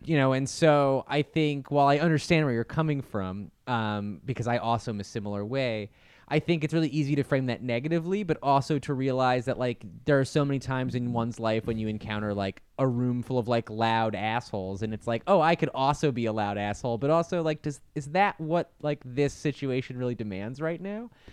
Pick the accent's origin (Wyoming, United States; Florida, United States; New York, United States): New York, United States; Syracuse; also born or lived in Auckland; now in Los Angeles, United States; when I was growing up in Syracuse